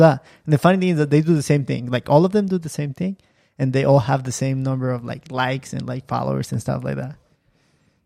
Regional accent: Michoacán, Mexico; Purépechacas, we're from Michoacán

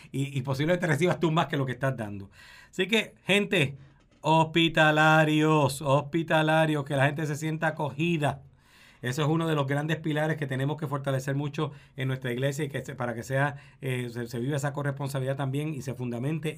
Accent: Puerto Rico; como puertorriqueños y puertorriqueñas

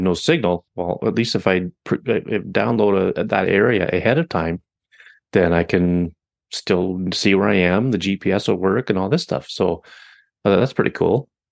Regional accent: Canada; I'm Canadian

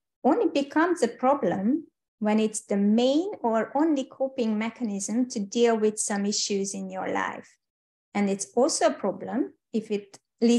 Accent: Hungary; English is a second language; moved away as an adult; also born or lived in United Kingdom / Switzerland; I'm Hungarian, by the way, and hope you don't mind my accent

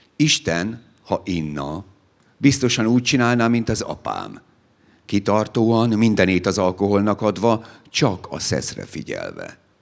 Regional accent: Szegvár, Csongrád-Csanád, Hungary; Szegváron volt a szülőfalunkban

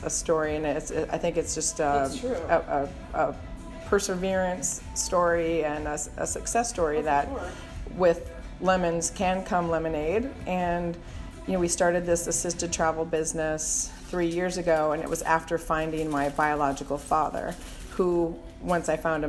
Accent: Minnesota, United States; I grew up in Minnesota

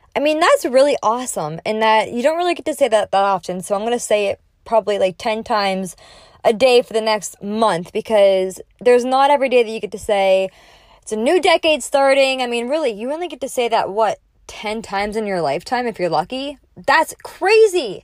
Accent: Naples, Florida, United States; live here in person in my hometown in Naples, Florida

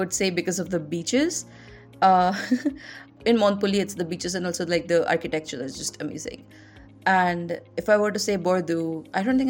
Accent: India; growing up in India, in the Indian society

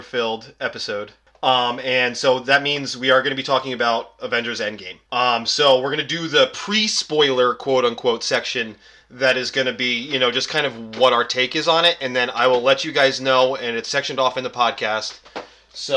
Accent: New Jersey, United States; where I grew up in New Jersey

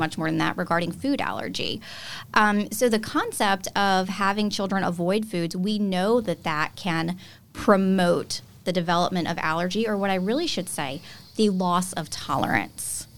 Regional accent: South Louisiana, United States; moved away as an adult; also born or lived in Cleveland, Ohio / Nashville, Tennessee; Louisiana girl, born and raised in South Louisiana

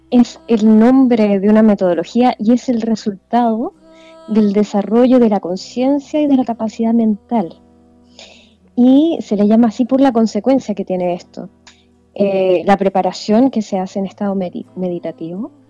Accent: Vallenar, Atacama, Chile; Yo soy nacida y criada

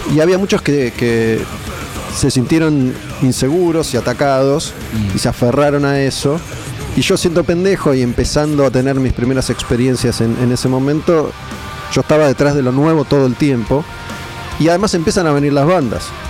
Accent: Argentina; yo que soy de Argentina

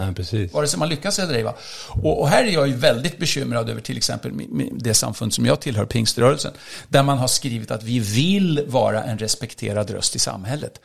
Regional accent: Sweden; Jag är ganska svensk

